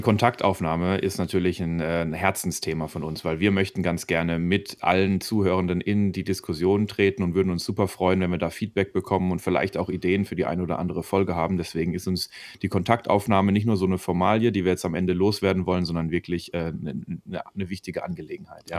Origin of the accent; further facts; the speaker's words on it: Karlsruhe, Baden-Württemberg, Germany; moved away as an adult; now in Freiburg, Germany; ich bin Mitte 20 in Karlsruhe aufgewachsen und Jurastudent in Freiburg.